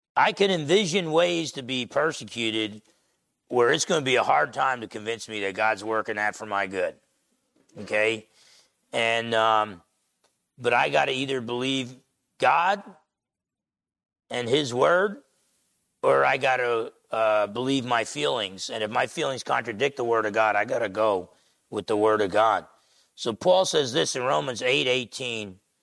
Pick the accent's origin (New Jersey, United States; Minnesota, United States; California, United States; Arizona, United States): New Jersey, United States; Essex County; Growing up in Essex County, New Jersey